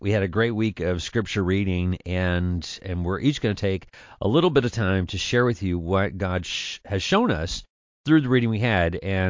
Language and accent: English; Kentucky, United States; I'm from Kentucky